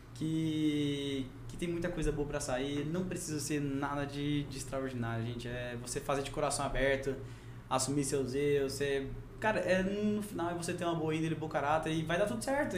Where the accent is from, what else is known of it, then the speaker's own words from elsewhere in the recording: Rondônia, Brazil; also born or lived in Goiás; Eu sou, sou nascido goiano, mas vim pra cá com meses de idade